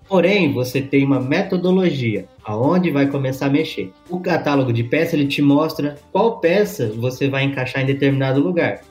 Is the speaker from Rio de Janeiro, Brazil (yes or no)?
no; Campinas, São Paulo, Brazil; also born or lived in Bauru; Eu nasci em cidade grande, nasci em Campinas